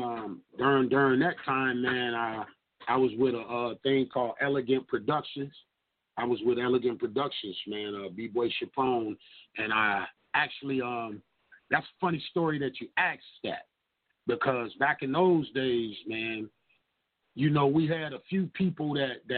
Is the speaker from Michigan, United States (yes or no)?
yes; Detroit, Michigan, United States; also born or lived in Mound Bayou, Mississippi / Rosedale, Mississippi; I'm from Detroit, man. Born in Mississippi, in Detroit, Michigan, Hermit Garden Projects